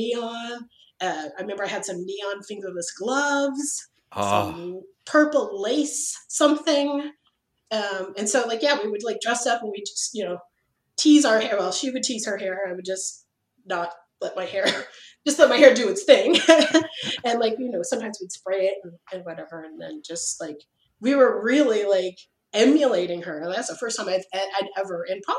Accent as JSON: {"language": "English", "town": "Berkeley", "region": "California", "country": "United States", "tie": "born or raised there", "said": "I grew up in Berkeley."}